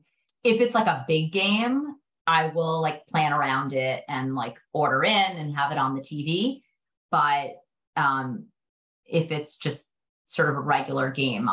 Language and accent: English; New York City, New York, United States; I grew up in Brooklyn.